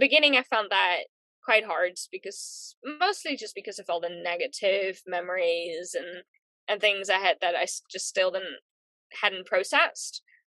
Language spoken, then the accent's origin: English; New Zealand; also born or lived in Netherlands; overall, I've lived in New Zealand longer than in the Netherlands now. I do regard New Zealand as home. I think mostly because that's where I've been living alone, grown up